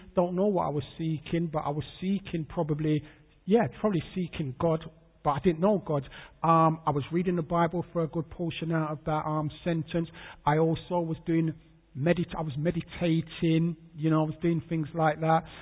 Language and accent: English; London, United Kingdom; I was born in London, born in St Thomas's Hospital, that's Westminster. I grew up in um, Peckham, SE15, South London